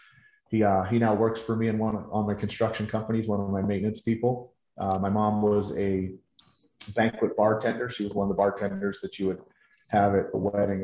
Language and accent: English; Pittsburgh, Pennsylvania, United States; born and raised in Pittsburgh